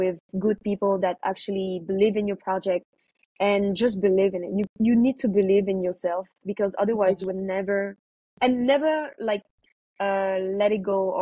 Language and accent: English; France; now in Cambodia; I wasn't born in Cambodia, I was born in France